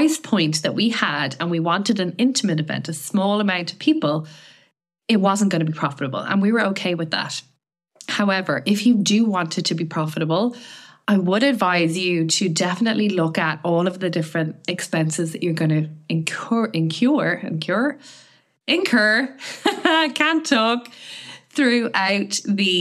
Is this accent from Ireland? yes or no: yes; Ireland; I'm from Ireland